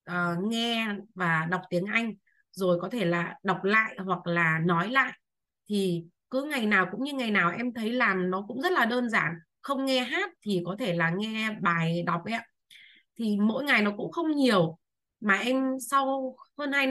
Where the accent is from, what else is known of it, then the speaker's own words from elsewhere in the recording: Bac Ninh, Vietnam; à, em sinh năm 1984 và em đến từ năm nay em 20 tuổi em đến từ Bắc Ninh ạ